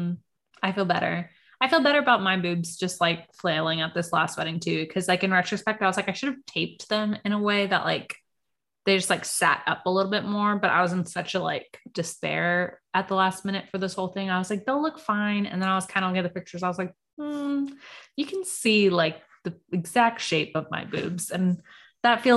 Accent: Virginia, United States; I'm from Virginia

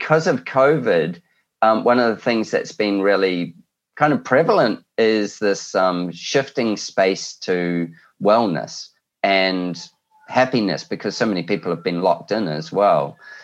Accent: New Zealand; now in Australia; I'm a Kiwi

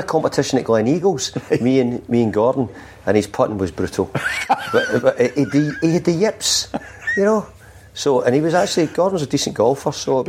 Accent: Scotland, United Kingdom; Being Scottish, it makes it really easy for me to come up here.

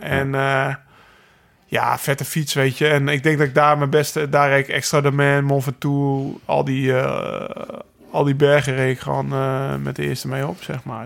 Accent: Netherlands; wij rijden als Nederlanders

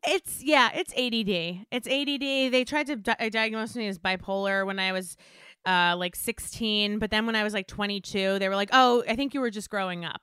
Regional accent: Westchester, New York, United States; I grew up in Westchester

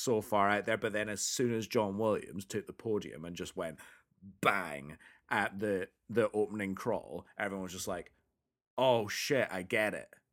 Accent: Scotland, United Kingdom; we grew up in Scotland, one of the whitest places on the planet.

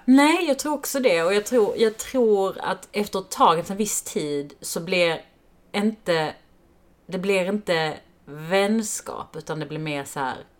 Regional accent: Helsingborg, Skåne, Sweden; I Helsingborg där vi växte upp

